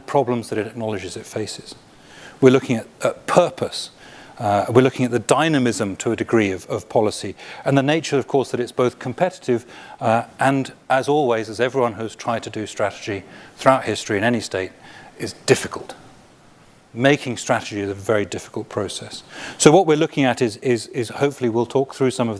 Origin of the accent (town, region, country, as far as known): United Kingdom